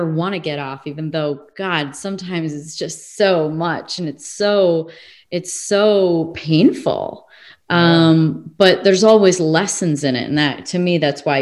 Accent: Midwest, United States; also born or lived in England / California; now in Arizona, United States; if i lived in england for a while i grew up in the Midwest. I lived sort of in the South.

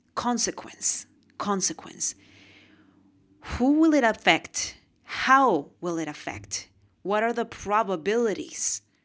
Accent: Lima, Peru; moved away; We're from Peru. We were born in Peru, Lima, Peru.

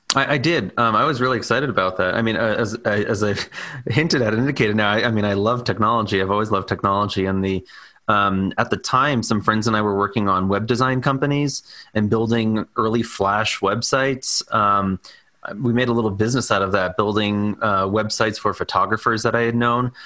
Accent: New York City, New York, United States; born and raised on Staten Island in New York

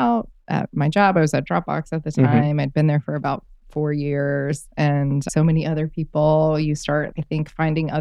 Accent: West Virginia, United States; I grew up in the South in West Virginia

